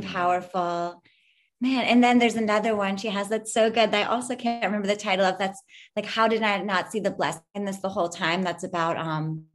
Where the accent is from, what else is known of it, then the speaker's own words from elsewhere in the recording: Philadelphia, Pennsylvania, United States; moved away; also born or lived in Pittsburgh; Philadelphia, which is, you know, my hometown